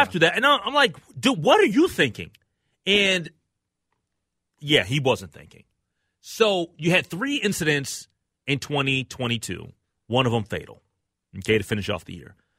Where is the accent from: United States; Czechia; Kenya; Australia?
United States; Minneapolis, Minnesota; I'm from North Minneapolis